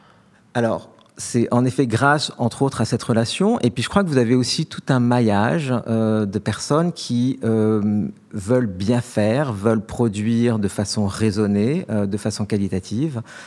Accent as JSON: {"language": "French", "country": "France", "also_born_or_lived": "London", "said": "en tant que bon Français"}